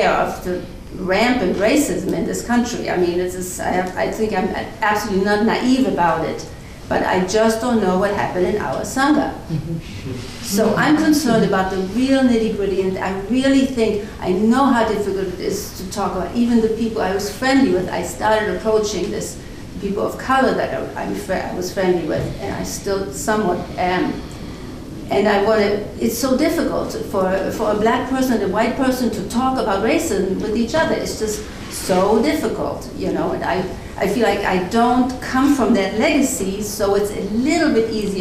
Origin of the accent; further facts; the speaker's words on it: Germany; moved away; I grew up after the war in Germany with the legacy of the Holocaust. I'm German